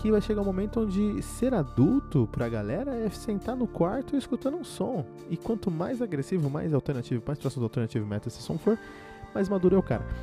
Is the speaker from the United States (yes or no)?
yes; United States; Eu cresci nos Estados Unidos e, e, e, e ouvindo, e cresci ouvindo essas bandas